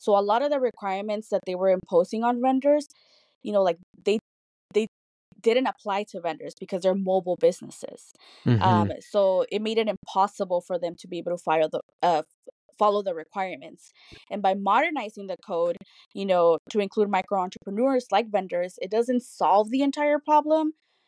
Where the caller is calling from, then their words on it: Santa Ana, California, United States; Today, I'm actually calling from my house. I work in Los Angeles, but I stay in Santa Ana. I am a proud Santa Ana resident.